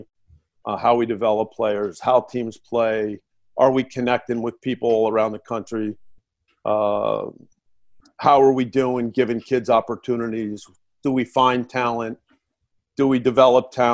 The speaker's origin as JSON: {"language": "English", "region": "New Jersey", "country": "United States", "said": "I'm from New Jersey"}